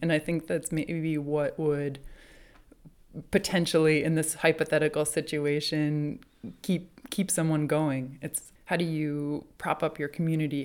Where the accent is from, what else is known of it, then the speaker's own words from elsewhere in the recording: New Hampshire, United States; I grew up in New Hampshire, out in the woods